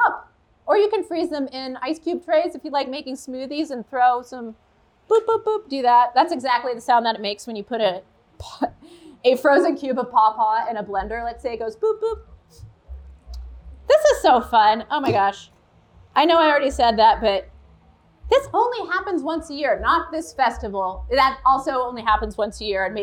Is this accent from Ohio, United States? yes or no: yes; Ohio, United States; moved away as an adult; also born or lived in California; I moved back to Ohio like 9 years ago or so